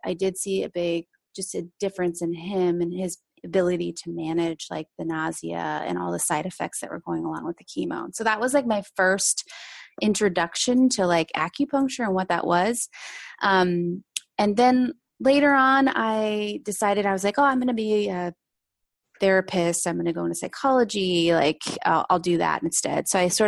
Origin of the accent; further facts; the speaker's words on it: Seattle, Washington, United States; I grew up in Seattle